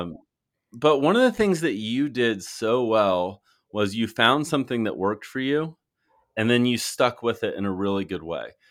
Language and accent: English; Fort Worth, Texas, United States; I'm from Fort Worth originally